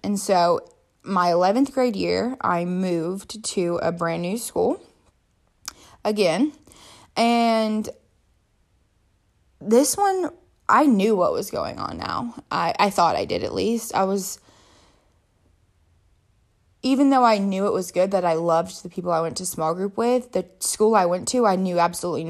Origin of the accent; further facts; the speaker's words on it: South Africa; And I was the girl from South Africa.